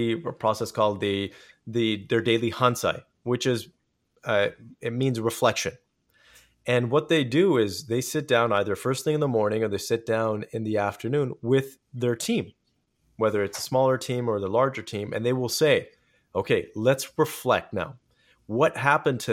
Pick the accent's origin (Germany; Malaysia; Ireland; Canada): Canada; I'm Canadian, so I say processes.